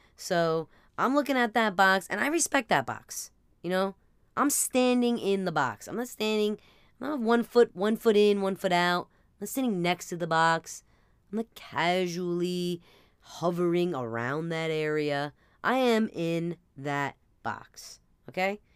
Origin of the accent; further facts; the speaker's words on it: New Jersey, United States; we're from Jersey